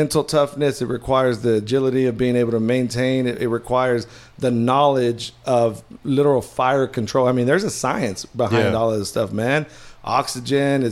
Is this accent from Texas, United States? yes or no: yes; Odessa, Texas, United States; I grew up in what I would consider West Texas. I'm from Odessa.